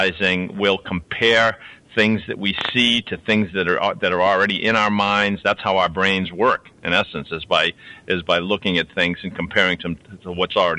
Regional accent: Boston, Massachusetts, United States; also born or lived in Louisiana; I was raised in Boston as a Catholic

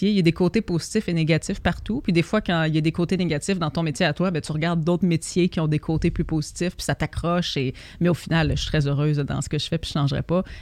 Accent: Montreal, Quebec, Canada; je viens de Québec et j'habite euh, maintenant à Montréal. Je suis venue à Québec, on a déménagé à Montréal quand j'étais très jeune.

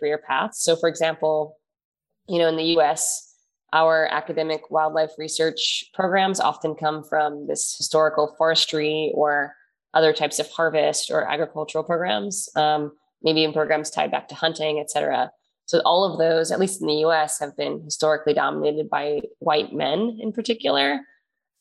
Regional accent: New York City, New York, United States; when I was a kid growing up in Queens in New York

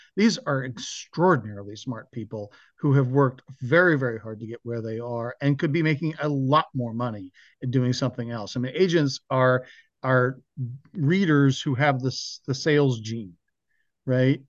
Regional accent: Mill Valley, California, United States; moved away; my hometown, Mill Valley, California

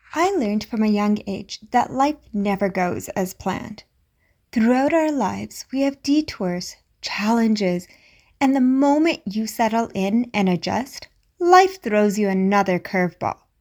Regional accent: India; As an Indian parent

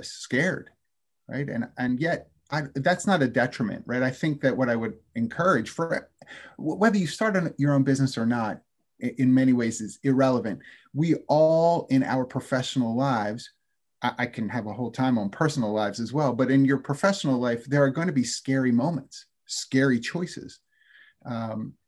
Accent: Philadelphia, Pennsylvania, United States; I'm from Philadelphia

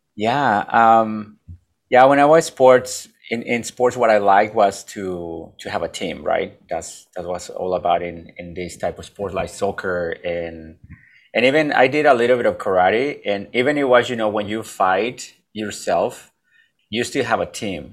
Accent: Mexico; now in United States; I'm from Mexico. I'm from a little town that nobody has heard about

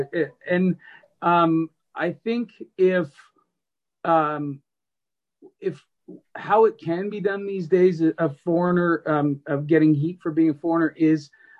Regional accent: Canada; I think, like I've done it myself as a Canadian.

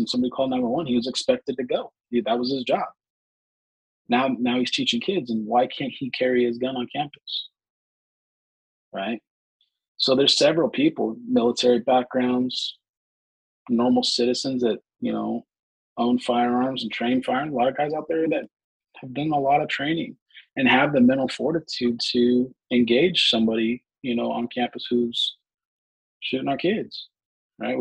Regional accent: California, United States; Here in California

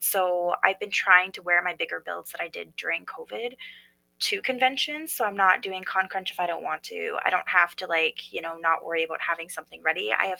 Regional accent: Edmonton, Alberta, Canada; So in my hometown, home base

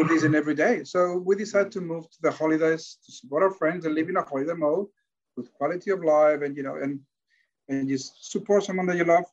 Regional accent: Barcelona, Catalonia, Spain; English is a second language; also born or lived in Victoria, Australia; now in Australia; I'm from Barcelona, Catalonia

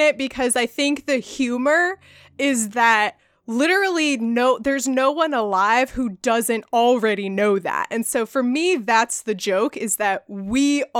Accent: Ireland; You know, I'm Irish. I love potatoes.

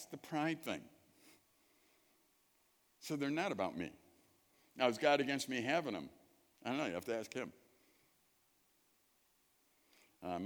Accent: Chicago, Illinois, United States; moved away; I grew up in Chicago.

